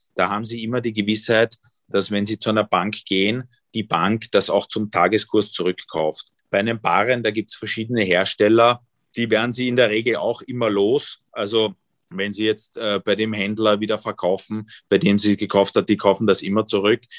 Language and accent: German; Vienna, Austria; born or raised there; also born or lived in East Germany